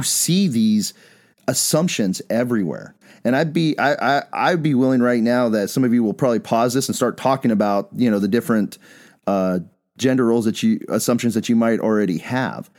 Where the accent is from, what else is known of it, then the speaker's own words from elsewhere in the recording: Bisbee, Arizona, United States; moved away; also born or lived in Phoenix; I'm from Bisbee